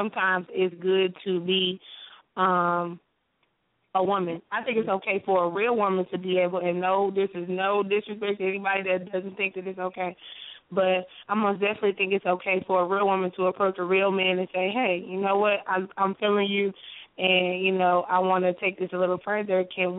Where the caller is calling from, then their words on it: Alabama, United States; I'm calling from Alabama.